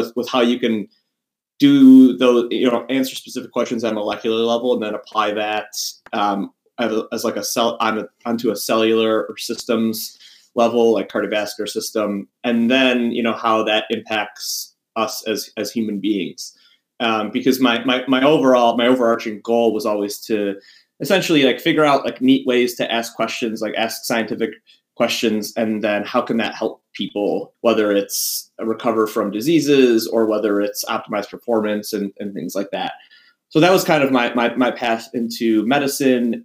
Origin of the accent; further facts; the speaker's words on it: Buffalo, New York, United States; also born or lived in Iowa; now in Hershey, United States; I'm from Buffalo. I was actually born in Iowa, but we moved to Buffalo when I was two